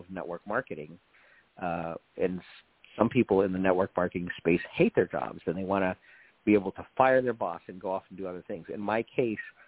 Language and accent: English; West Covina, California, United States; also born or lived in Washington, D.C.; I grew up here in West Covina, I've been here since 1974 with a break in D.C. for a little while